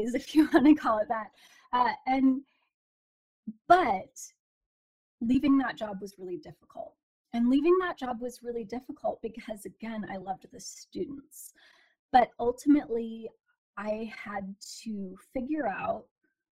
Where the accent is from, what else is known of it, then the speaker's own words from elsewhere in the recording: Portland, Oregon, United States; I was born and raised in Portland, Oregon